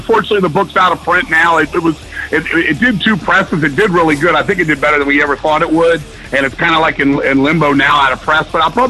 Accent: Arlington, Virginia, United States; I'm originally from Virginia, and I lived most of my life growing up in Arlington, Virginia.

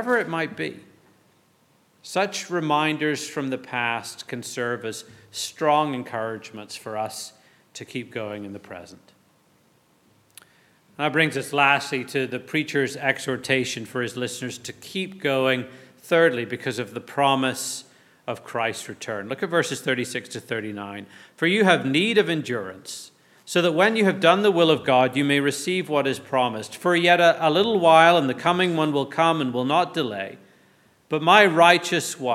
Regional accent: Northern Ireland, United Kingdom; I grew up in the Anglican tradition in Northern Ireland

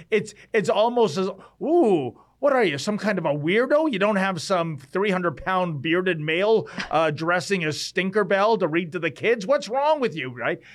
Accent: Toronto, Ontario, Canada; I was born in Toronto

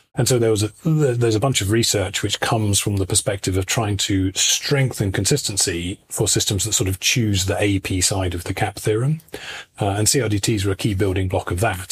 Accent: United Kingdom; moved away as an adult; now in Istria, Croatia; I'm British originally

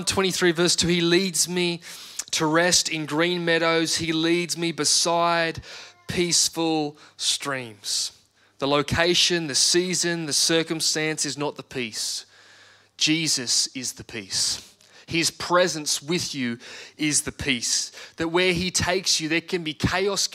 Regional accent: Australia; an Australian citizen

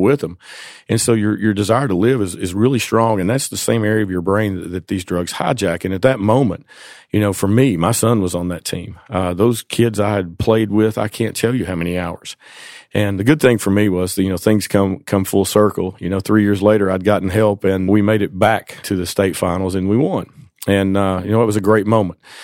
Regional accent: Jonesborough, Tennessee, United States; I was born and raised in East Tennessee, a little town called Jonesboro

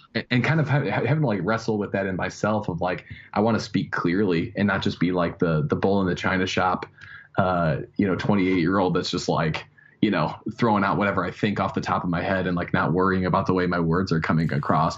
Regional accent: Chicago, Illinois, United States; also born or lived in Wheaton, Illinois / Minnesota / Denver; I grew up uh, in the in the the suburbs

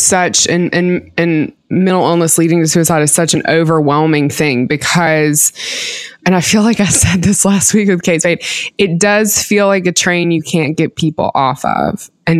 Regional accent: the Bible Belt, United States; growing up in the Bible Belt

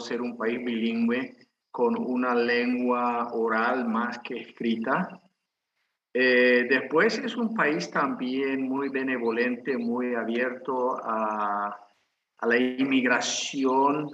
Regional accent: Paraguay; soy paraguayo de nacimiento

